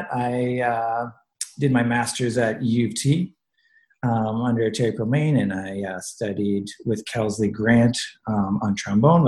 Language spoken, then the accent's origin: English; Sudbury, Ontario, Canada; also born or lived in North Bay, Ontario; now in Toronto, Canada; I was originally born in North Bay, Ontario, but I grew up in Sudbury.